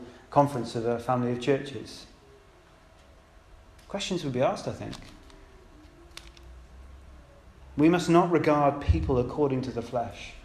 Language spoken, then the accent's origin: English; United Kingdom; I'm British